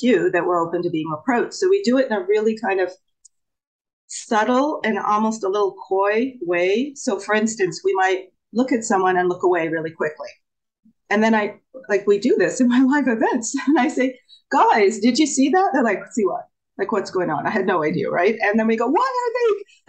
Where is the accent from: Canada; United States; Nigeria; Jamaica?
Canada; I'm actually from Canada